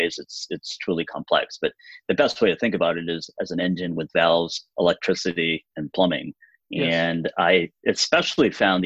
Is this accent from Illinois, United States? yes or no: yes; Chicago, Illinois, United States; moved away as an adult; also born or lived in New York; now in Mission Viejo, United States; my hometown is Chicago. I grew up in Chicago, went to school